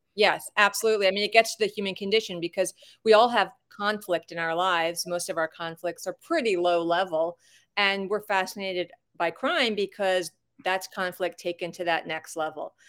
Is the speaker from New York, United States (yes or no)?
yes; Long Island, New York, United States; moved away as an adult; also born or lived in Wilmington, North Carolina; I'm from Long Island.